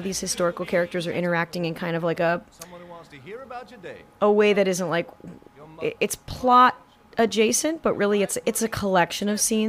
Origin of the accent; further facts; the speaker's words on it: California, United States; one of the ways I explained why I was different growing up in Southern California